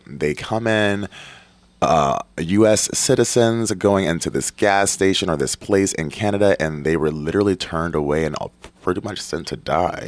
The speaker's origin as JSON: {"language": "English", "town": "Detroit", "region": "Michigan", "country": "United States", "also_born_or_lived": "Port Huron, Michigan", "moved": "yes", "said": "I'm from Detroit, which we have the Ambassador Bridge just there. I've lived in Port Huron with the Blue Water Bridge"}